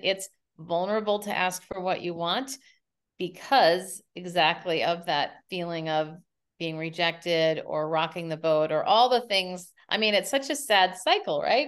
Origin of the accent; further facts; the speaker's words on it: Minneapolis, Minnesota, United States; moved away as an adult; now in San Francisco, United States; Minneapolis is my hometown